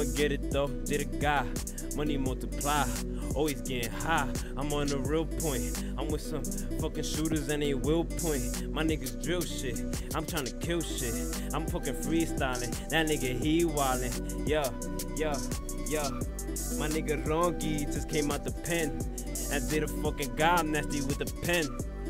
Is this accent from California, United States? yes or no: no; Bronx, New York, United States; now in Paterson, United States; And I'm in Patterson. And I'm from the Bronx. Bronx nigga, anyhow.